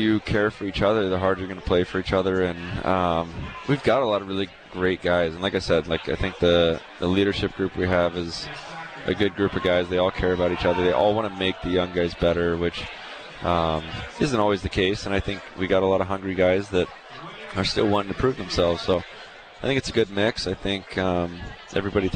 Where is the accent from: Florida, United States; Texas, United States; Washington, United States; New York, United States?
Texas, United States; also born or lived in Tampa; now in Calgary, Canada; I grew up in Texas